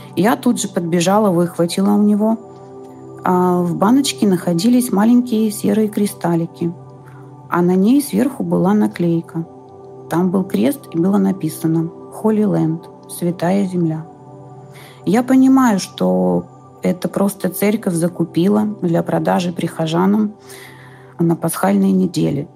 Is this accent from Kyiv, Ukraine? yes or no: no; Kharkiv, Kharkiv Oblast, Ukraine; moved away; я из Харькова. Сейчас мы с сыном не живем дома